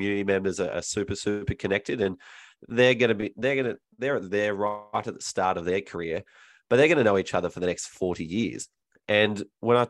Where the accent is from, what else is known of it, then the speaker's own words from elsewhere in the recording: Melbourne, Victoria, Australia; my hometown as well, of Melbourne